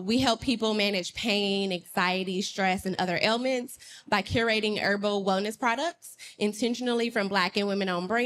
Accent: Chicago, Illinois, United States; moved away as an adult; now in San Diego, United States; I moved here 6 years ago from Chicago

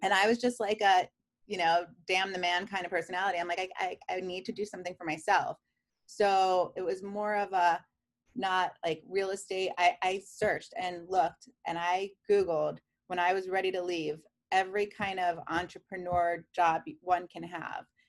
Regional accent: New York City, New York, United States; moved away as an adult; now in Columbus, United States; I grew up in Queens, New York

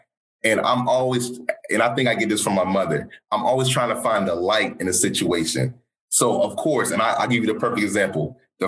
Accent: London, United Kingdom; born there; because I was born in London, but grew up around the world.

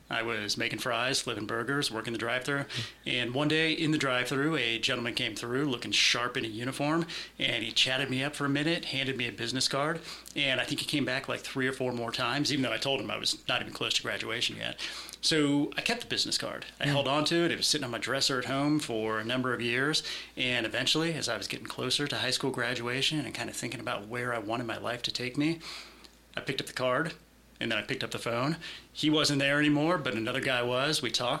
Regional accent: Concord, California, United States; So I'm from Northern California originally, born in Concord, moved around quite a bit.

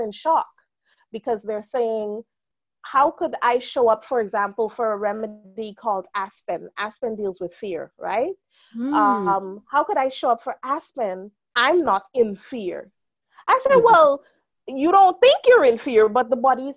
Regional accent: Guyana; now in England; growing up in Guyana

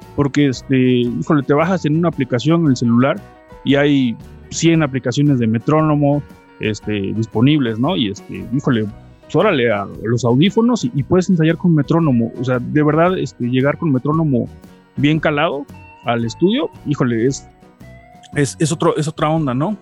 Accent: Veracruz, Mexico; now in Puebla, Mexico; aunque no soy de acá, soy de Veracruz

